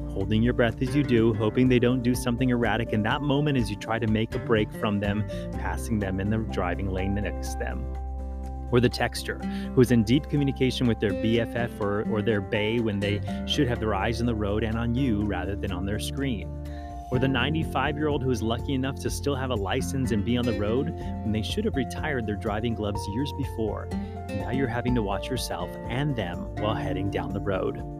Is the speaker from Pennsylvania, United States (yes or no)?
no; Hawaii, United States; also born or lived in Maui; growing up in Hawaii